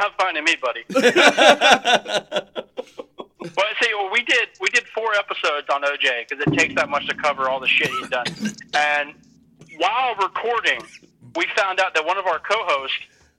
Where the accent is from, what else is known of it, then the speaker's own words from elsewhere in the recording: Wisconsin, United States; moved away; also born or lived in Mississippi; because I'm from Wisconsin originally.